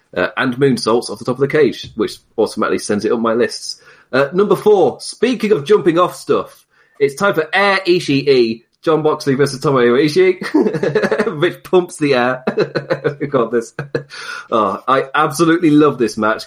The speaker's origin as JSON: {"language": "English", "country": "United Kingdom", "said": "being British"}